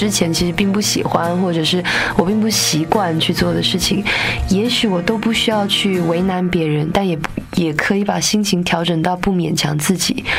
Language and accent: Chinese; Taipei, Taiwan; 因为我是台北长大的小孩子嘛，在台湾的北部